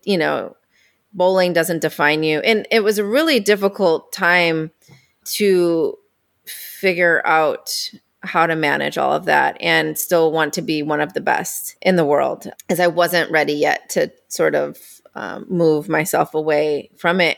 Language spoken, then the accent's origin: English; Indiana, United States; I grew up in Indiana.